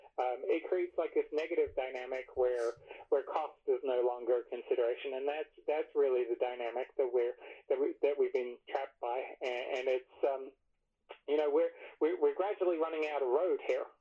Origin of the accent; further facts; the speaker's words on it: England, United Kingdom; now in United States; I grew up in England